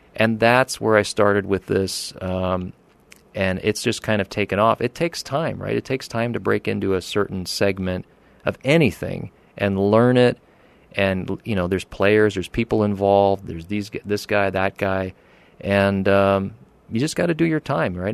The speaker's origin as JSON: {"language": "English", "area": "Pocono Mountains", "region": "Pennsylvania", "country": "United States", "tie": "born or raised there", "also_born_or_lived": "Oregon", "moved": "as an adult", "lives_now": "Arizona, United States", "said": "I grew up out there in the Pocono Mountains"}